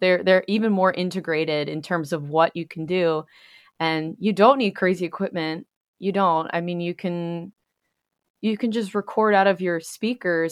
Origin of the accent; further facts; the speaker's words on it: New York, United States; moved away as an adult; now in Pennsylvania, United States; I'm originally from New York and spent most of my time there, and then recently have relocated to Pennsylvania.